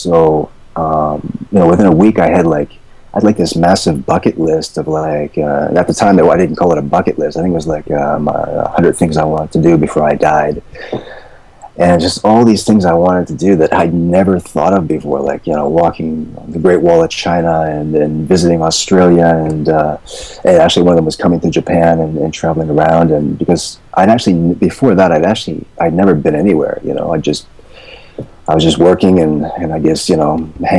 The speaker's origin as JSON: {"language": "English", "region": "East Coast", "country": "Canada", "also_born_or_lived": "Vancouver, Canada", "moved": "as an adult", "said": "I'm from Canada, by the way. I came from the East Coast, but I was living in Vancouver at the time."}